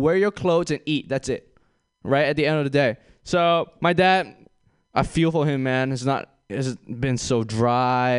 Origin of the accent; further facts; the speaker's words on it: Malaysia; moved away as an adult; I'm from Malaysia